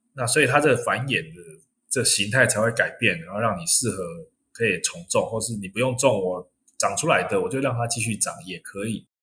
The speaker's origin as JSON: {"language": "Chinese", "country": "Taiwan", "said": "但因为台湾又是一个。吃货王国，我们其实天上飞的、地下爬的、水上游的，我们几乎都在吃。"}